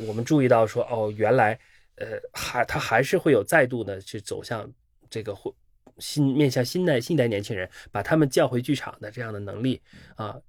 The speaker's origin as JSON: {"language": "Chinese", "country": "China", "said": "我们中国人"}